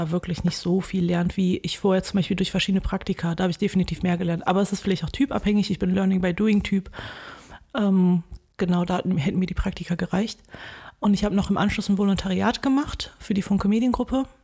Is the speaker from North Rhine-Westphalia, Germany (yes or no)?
yes; Wuppertal, North Rhine-Westphalia, Germany; moved away as an adult; now in Bonn, Germany; aus Wuppertal, genau. Bist da zur Schule gegangen? genau, geboren, aufgewachsen, zur Schule gegangen, Abi gemacht und dann bin ich nach Bonn abgehauen